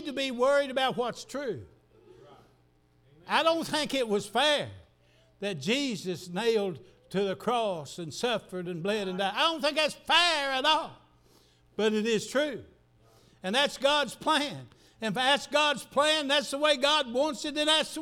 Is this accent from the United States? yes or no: yes; the South, United States; I'm just as much a Southerner as anybody